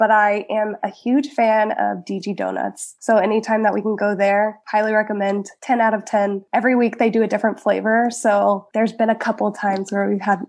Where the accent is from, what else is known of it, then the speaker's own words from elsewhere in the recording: Georgia, United States; now in Florida, United States; Yes, we're both transplants. So he is originally from Pittsburgh, Pennsylvania, Butler area. And I am born and raised in Georgia.